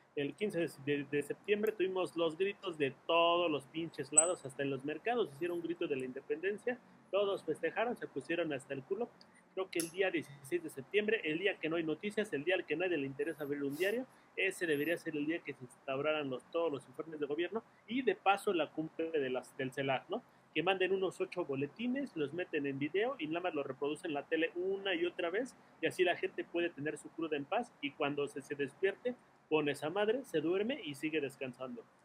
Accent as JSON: {"language": "Spanish", "country": "Mexico", "said": "nuestra independencia"}